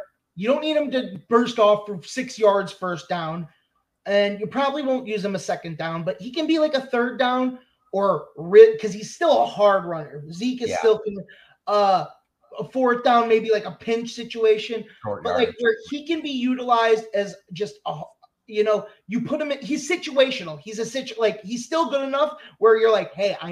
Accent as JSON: {"language": "English", "region": "Illinois", "country": "United States", "tie": "born or raised there", "said": "I grew up in Illinois"}